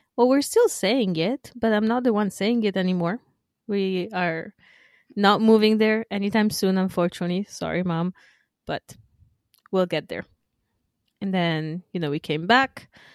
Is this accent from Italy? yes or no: yes; northern Italy, Italy; moved away; my hometown in the north